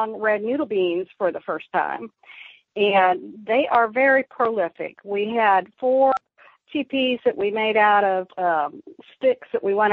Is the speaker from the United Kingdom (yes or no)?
no; the North, United States; moved away as an adult; now in the South, United States; I grew up in the north